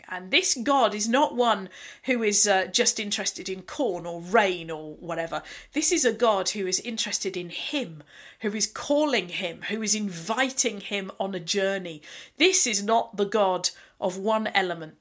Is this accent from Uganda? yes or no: no; United Kingdom; being typically British as we are